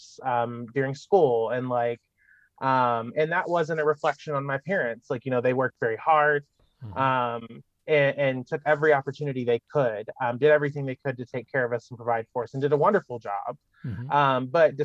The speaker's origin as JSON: {"language": "English", "town": "Malden", "region": "Missouri", "country": "United States", "tie": "born or raised there", "moved": "as an adult", "said": "I grew up in rural Missouri, of course, down in Malden, Missouri. I'm from the Boot Heel."}